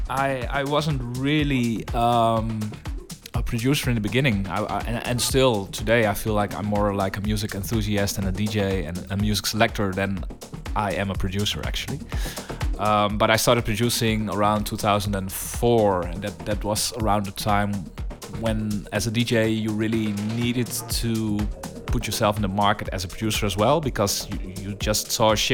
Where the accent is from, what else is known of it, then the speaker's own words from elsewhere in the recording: Netherlands; I grew up in Holland